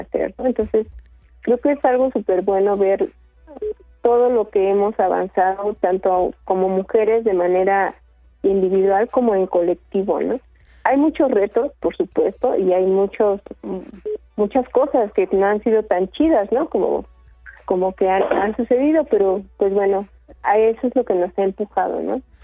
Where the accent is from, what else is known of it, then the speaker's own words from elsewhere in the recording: Sierra Mixteca, Puebla, Mexico; now in Milpa Alta, Mexico; nosotras no somos originarias de Milpalta, venimos de la Sierra Mixteca de Puebla.